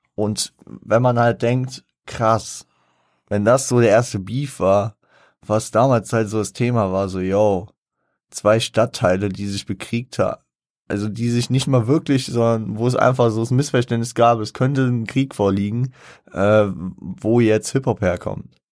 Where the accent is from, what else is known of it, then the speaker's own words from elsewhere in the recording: Frankfurt, Hesse, Germany; ich als Frankfurter